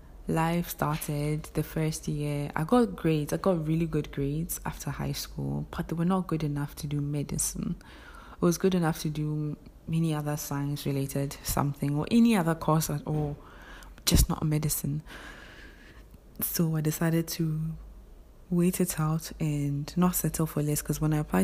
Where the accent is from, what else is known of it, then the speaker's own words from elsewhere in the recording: Ghana; English is a second language; So I pushed, I came to Ghana. Before you enter the university, I'm a Ghanaian, though I have a foreign background.